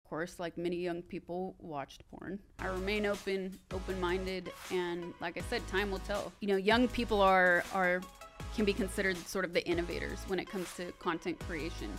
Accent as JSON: {"language": "English", "town": "Sacramento", "region": "California", "country": "United States", "moved": "yes", "said": "I'm from Sacramento, I'm on my way back home"}